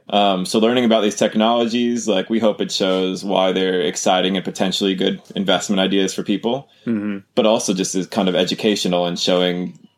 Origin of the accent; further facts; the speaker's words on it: United States; I'm from the U.S.